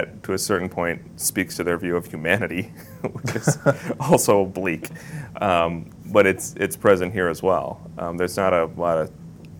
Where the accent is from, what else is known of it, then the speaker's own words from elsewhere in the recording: Midwest, United States; moved away; because I'm from the Midwest, and, like, when I go back home now, I hear that accent much more clearly than I did as a child growing up there